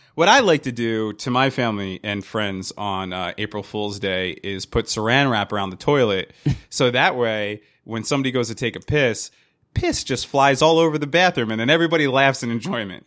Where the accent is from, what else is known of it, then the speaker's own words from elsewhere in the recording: Hazlet, New Jersey, United States; also born or lived in Wildwood, New Jersey / Staten Island, New York / Yonkers, New York; when I was three, we moved to uh, to, uh, to Hazlet, New Jersey